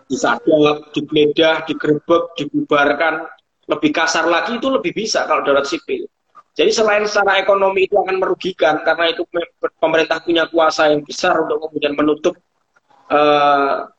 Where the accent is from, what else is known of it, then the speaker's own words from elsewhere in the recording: Purworejo, Central Java, Indonesia; di daerah saya, di daerah Purworejo